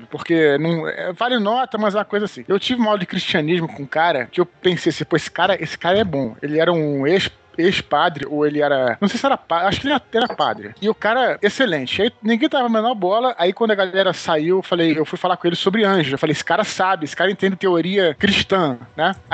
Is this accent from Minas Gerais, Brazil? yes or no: yes; Barbacena, Minas Gerais, Brazil; Quando eu era criança pequena lá em Barbacena